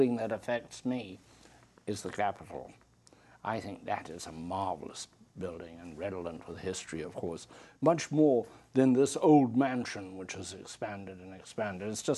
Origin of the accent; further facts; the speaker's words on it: Zimbabwe; now in United States; I come from Africa and where we have tremendous electric shortages, particularly in my homeland of now called Zimbabwe, it was called Rhodesia.